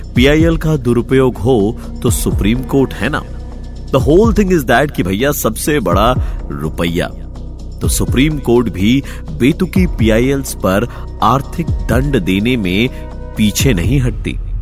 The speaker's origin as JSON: {"language": "Hindi", "country": "India", "said": "आखिर हम ही तो भारत के रहने वाले हैं"}